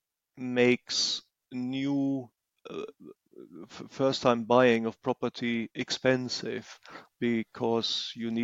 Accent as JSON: {"language": "English", "country": "Germany", "tie": "born or raised there", "moved": "as an adult", "lives_now": "England, United Kingdom", "said": "I was born in Germany and lived there for decades"}